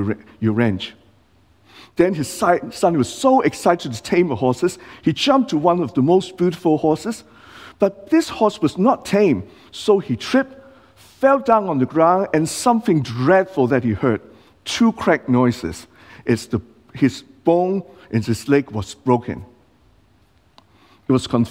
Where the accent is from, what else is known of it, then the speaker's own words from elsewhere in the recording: Hong Kong; now in Australia; I'm not born in Australia. I was born in Hong Kong